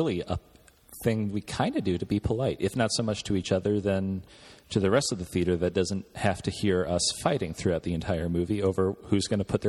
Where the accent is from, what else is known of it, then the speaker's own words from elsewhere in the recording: Ohio, United States; because we're from Ohio.